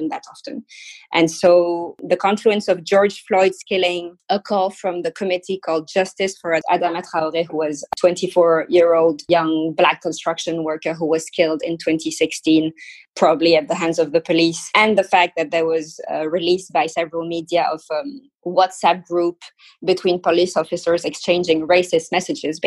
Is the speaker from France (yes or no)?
yes; France; I was born in France, that I'm French, that I have Indian origins